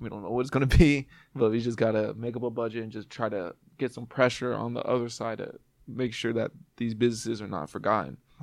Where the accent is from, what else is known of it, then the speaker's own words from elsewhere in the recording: Bakersfield, California, United States; moved away as an adult; also born or lived in Oildale, California; now in Seattle, United States; I'm from Bakersfield, California